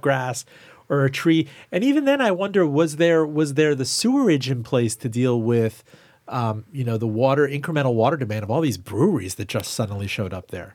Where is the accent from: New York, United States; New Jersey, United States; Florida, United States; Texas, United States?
Florida, United States; Miami; also born or lived in Iran; now in Richmond, United States; I grew up in Miami and I grew up worshiping Publix